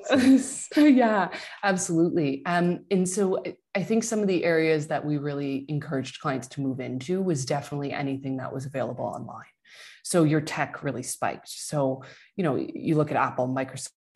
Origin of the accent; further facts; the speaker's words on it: Quebec, Canada; I'm from Quebec.